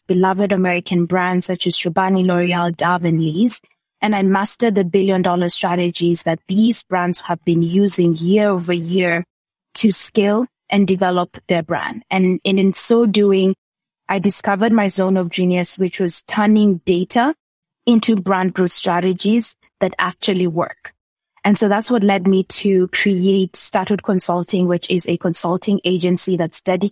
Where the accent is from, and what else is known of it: Kenya; born or raised there